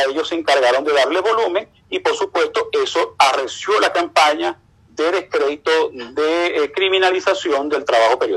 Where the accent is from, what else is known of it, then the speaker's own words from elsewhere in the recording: Venezuela; moved away as an adult; Venezuela a hacer turismo. Yo tuve que salir de Venezuela con toda mi familia porque era un perseguido por parte de los organismos de inteligencia.